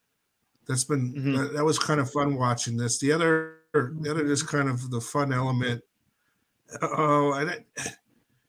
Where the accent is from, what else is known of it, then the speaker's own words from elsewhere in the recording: Olympia, Washington, United States; My hometown, where I grew up in Olympia, Washington